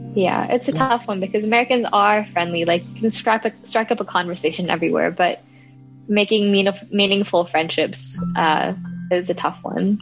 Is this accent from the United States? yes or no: no; Hong Kong; I was born and raised in Hong Kong